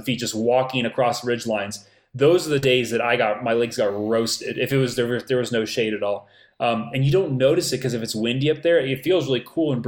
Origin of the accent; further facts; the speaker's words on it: Florida, United States; moved away; I grew up in Florida